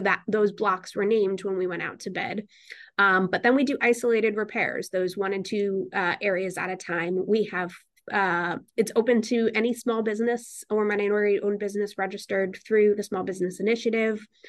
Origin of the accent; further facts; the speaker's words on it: Newtown, Connecticut, United States; also born or lived in Bridgeport, Connecticut; now in New Haven, United States; I was born in Bridgeport, Connecticut, but I grew up in Newtown, Connecticut